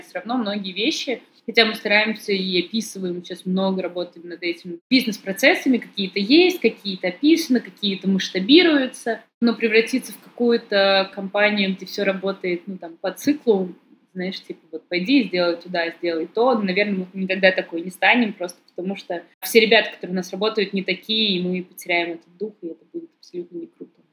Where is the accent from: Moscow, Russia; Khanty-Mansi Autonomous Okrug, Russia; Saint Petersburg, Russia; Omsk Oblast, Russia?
Saint Petersburg, Russia; Я сама из Петербурга